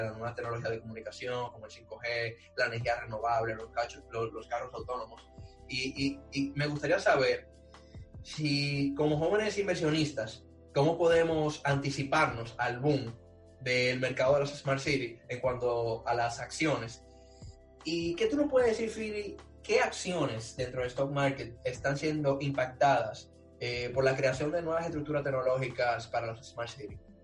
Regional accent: Dominican Republic; now in Barcelona, Spain; Y yo confío en mi país

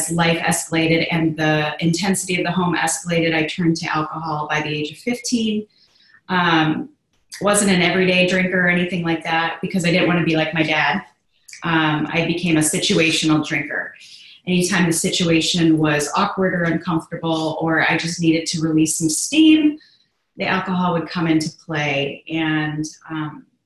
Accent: Chicago, Illinois, United States; I grew up in the Midwest of Chicago, Illinois, and I'm a very strong Irish girl

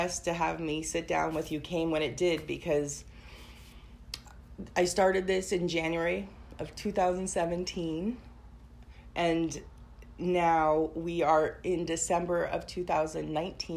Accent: Portland, Oregon, United States; also born or lived in Tigard; I grew up in Portland, but then I moved to the suburbs

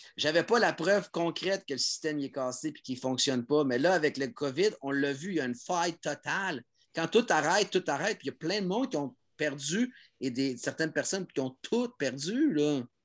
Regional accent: Montreal, Quebec, Canada; je l'ai fait de Montréal en tant que Français québécois

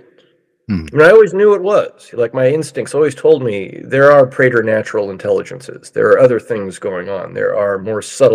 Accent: Mill Valley, California, United States; my hometown of Mill Valley, California

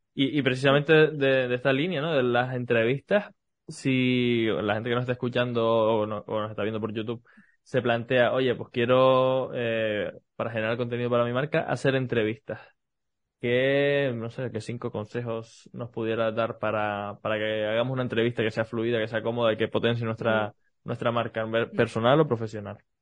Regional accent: Canary Islands, Spain; accent: Canarian; hablo soy, canario

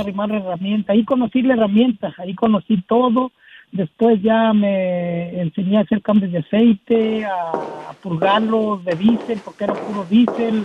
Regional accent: Ciudad Guzmán, Jalisco, Mexico; moved away as an adult; now in United States; yo nací ah, en mi pueblo, allá en Ciudad Guzmán, Jalisco. Ahí trabajé

